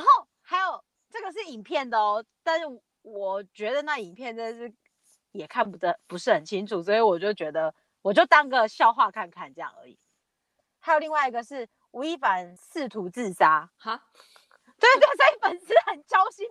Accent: Taiwan; 其实我们很多人在台湾

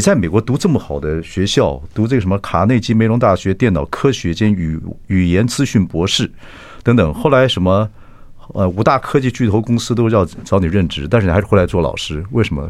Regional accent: Chiayi, Taiwan; 我嘉义人嘛。我嘉义人

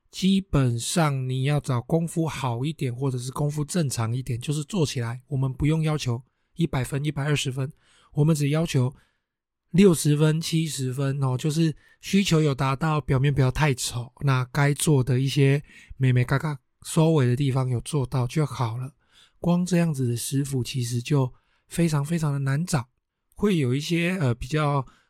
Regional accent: Taiwan; 我们台湾人嘛，哦，就是会过新年哦，什么东西都要新的嘛

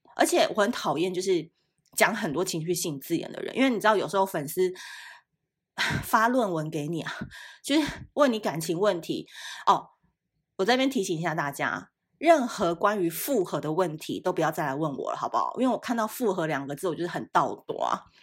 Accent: Taipei, Taiwan; also born or lived in Tainan / Kaohsiung; 其实我是台南人，就是我是从，我是在台南出生的，可是我五岁就到高雄了。呃，不，我在台南出生，然后在高雄长到五岁，后来来台北。所以我非常自豪我自己是台南人，可是其实我对台南并没有很长的居住的记忆

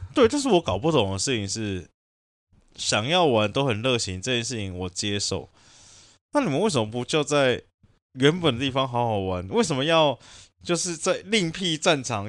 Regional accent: Taiwan; 以我们台湾人的刻苦耐劳的精神

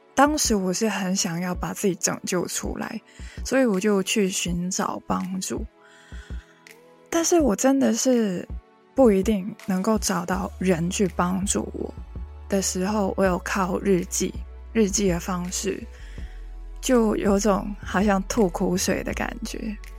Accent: Hong Kong; first language Cantonese; Chinese is a second language; 来自香港的

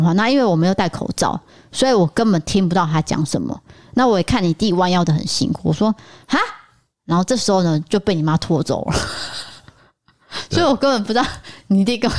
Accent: Chiayi, Taiwan; 但是我是嘉义人，对于这个房屋的故事，我也是非常熟悉。

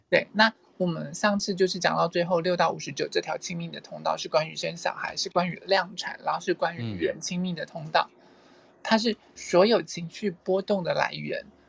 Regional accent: Taiwan; 我是土生土长的台湾人

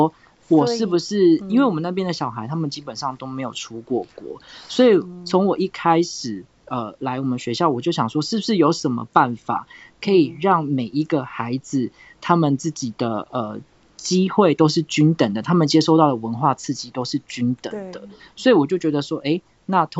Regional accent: Tainan, Taiwan; 台南啊，我现在住家里。

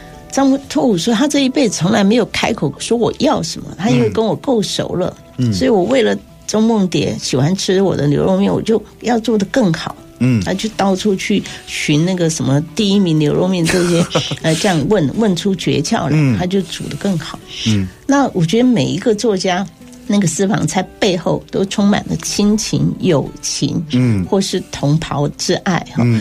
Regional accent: Taiwan; 那我自己从小在眷村，因为东吃西吃

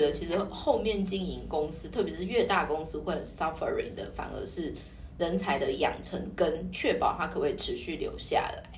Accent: Taiwan; 我们台湾人

